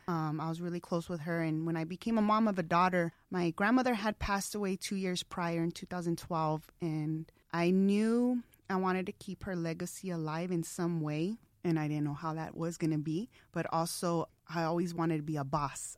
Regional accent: Tucson, Arizona, United States; moved away as an adult; also born or lived in Los Angeles; I moved back to Tucson, my hometown, which I love, last summer

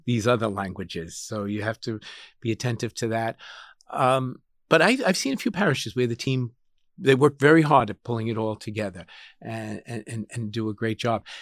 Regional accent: Suffolk County, New York, United States; also born or lived in Columbus, Ohio; now in Brooklyn, United States; I'm a New Yorker

